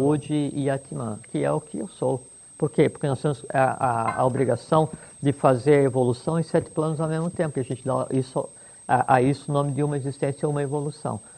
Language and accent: Portuguese; Joaçaba, Santa Catarina, Brazil; escolhi nascer lá em Joçaba